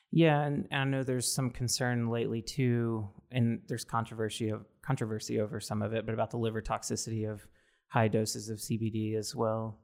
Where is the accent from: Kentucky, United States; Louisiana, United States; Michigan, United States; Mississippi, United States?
Mississippi, United States; now in West Coast, United States; I'm originally from Mississippi, so very conservative